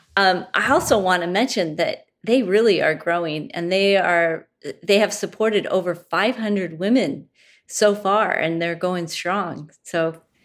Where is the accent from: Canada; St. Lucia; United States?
United States; Pacific Northwest; I'm from the Pacific Northwest